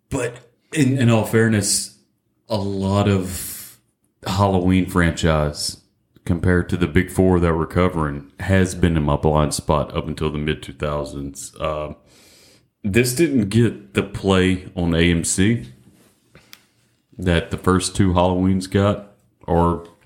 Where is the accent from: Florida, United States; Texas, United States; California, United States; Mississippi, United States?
Mississippi, United States; moved away; I'm from Mississippi.